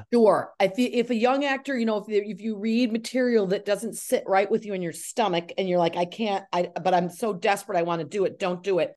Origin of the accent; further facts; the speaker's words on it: Syracuse, New York, United States; also born or lived in Cazenovia, New York; I'm from Syracuse